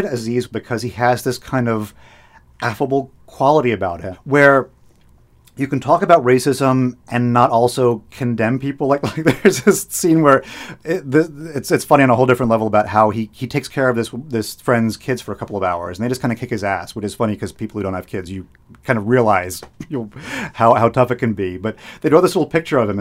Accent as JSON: {"language": "English", "town": "Boston", "region": "Massachusetts", "country": "United States", "tie": "born or raised there", "said": "I was born in Boston"}